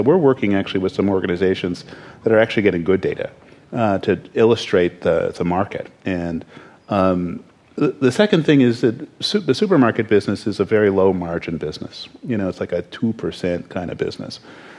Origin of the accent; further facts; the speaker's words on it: Canada; I'm Canadian, so don't ask me.